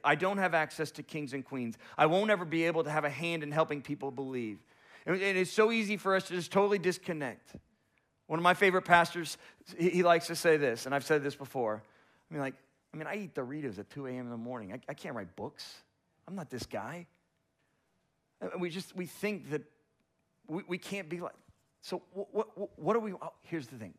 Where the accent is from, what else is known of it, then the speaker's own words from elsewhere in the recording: South Florida, United States; moved away as an adult; also born or lived in Tallahassee, Florida; now in Little Rock, United States; I come from the big city in South Florida